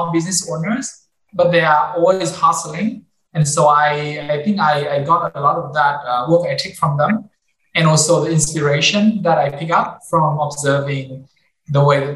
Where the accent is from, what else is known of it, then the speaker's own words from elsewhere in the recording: Hanoi, Vietnam; when I think about my time growing up in Hanoi, I think it's very local